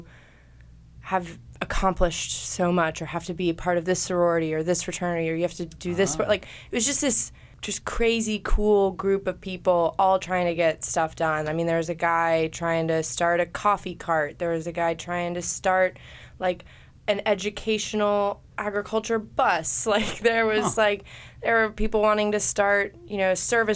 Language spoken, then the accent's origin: English; Chattanooga, Tennessee, United States; my hometown, Chattanooga.